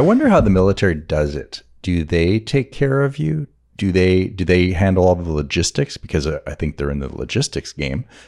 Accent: Montreal, Quebec, Canada; moved away; growing up in Montreal or the suburbs of Montreal

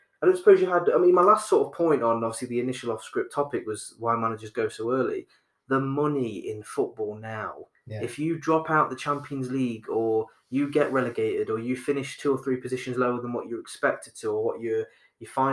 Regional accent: Nottingham, East Midlands, United Kingdom; we're from Nottingham and we know a lot of people from Nottingham

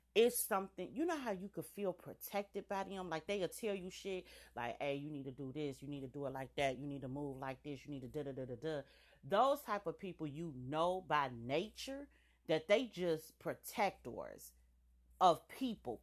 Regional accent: United States; I'm an American. Period. This is my country

